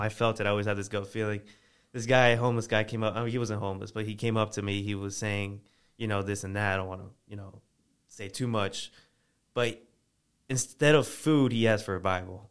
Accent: Virginia, United States; moved away; originally, I'm I'm from Virginia

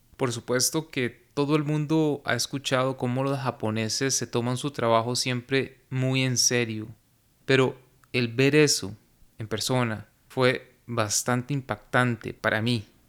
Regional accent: Costa Rica; en mi país, en Costa Rica

